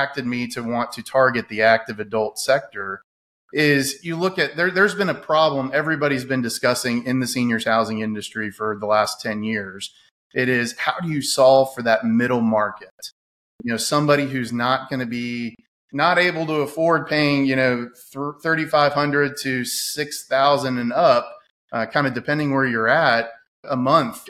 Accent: Winter Park, Florida, United States; moved away as an adult; now in Louisville, United States; Originally, I'm from the Orlando area, a little town called Winter Park

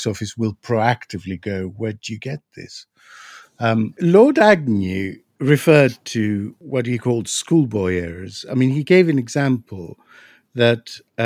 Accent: Greece; now in United Kingdom; I'm from Greece

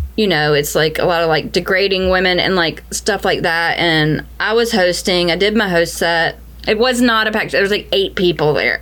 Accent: the South, United States; Growing up in the South

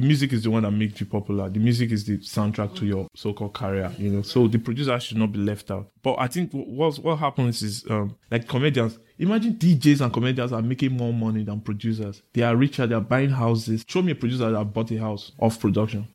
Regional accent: Benin City, Edo, Nigeria; growing up in Benin

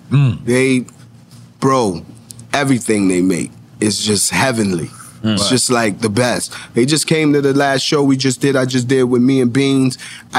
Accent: New York, United States; You know I'm a New Yorker.

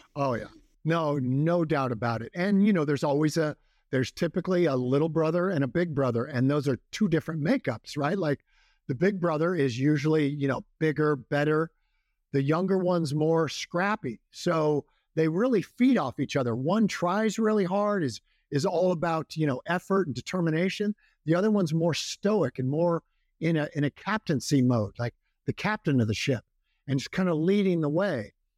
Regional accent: Walnut Grove, California, United States; I grew up in a, a town called Walnut Grove

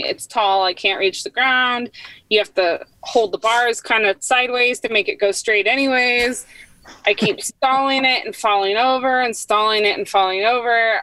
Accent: Northern California, United States; also born or lived in San Diego; I grew up uh, in Northern California

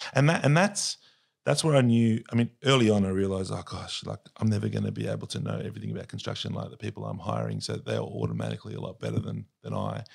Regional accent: Sydney, New South Wales, Australia; I was born and raised in Sydney

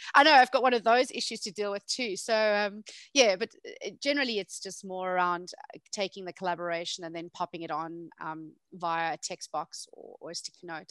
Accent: South Africa; moved away; I'm originally South African

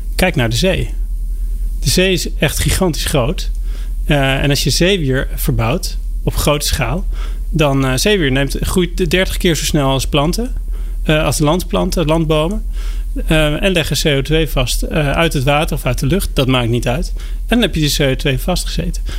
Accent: Driebergen, Utrecht, Netherlands; Mijn, eh, leven is begonnen in Nederland

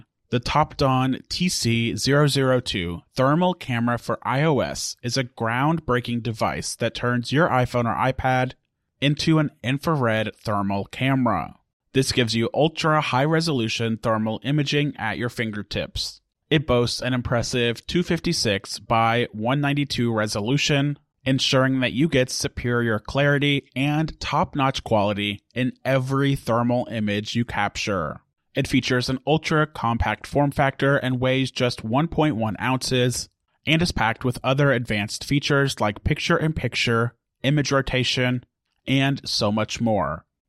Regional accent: United States; I'm an American

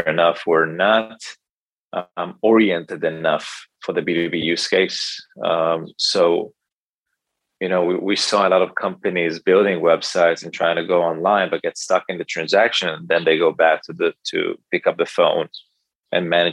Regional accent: Israel; I grew up in Israel. I live in Tel Aviv with my wife

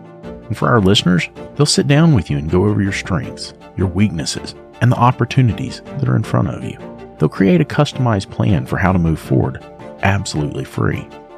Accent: the South, United States; I'm from the South, bro.

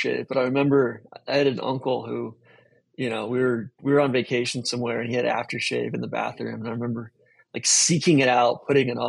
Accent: Wilmette, Illinois, United States; I was born in Wilmette

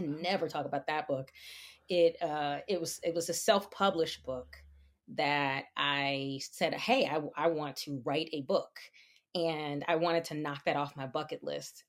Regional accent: New Jersey, United States; moved away as an adult; also born or lived in New York; now in Pennsylvania, United States; was raised in New Jersey, and, um, and so I feel like my roots are there

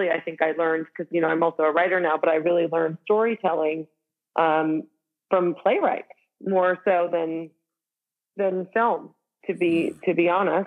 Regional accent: Marlborough, Massachusetts, United States; moved away as an adult; also born or lived in Los Angeles; I grew up in Marlborough, Massachusetts, just outside of Boston

